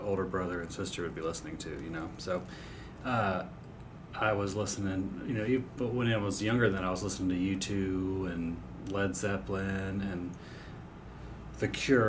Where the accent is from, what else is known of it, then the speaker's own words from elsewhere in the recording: Jacksonville Beach, Florida, United States; moved away as an adult; also born or lived in Charlotte, North Carolina; I grew up in Jacksonville Beach, Florida